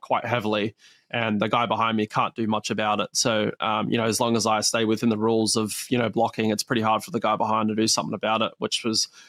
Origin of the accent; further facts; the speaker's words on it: Perth, Western Australia, Australia; is actually where I was born. So this is my my hometown event.